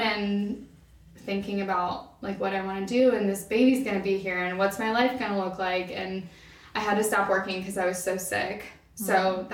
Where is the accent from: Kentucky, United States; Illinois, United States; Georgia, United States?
Kentucky, United States; Northern; But I grew up in Northern Kentucky, kind of moved around before that, but we landed in Northern Kentucky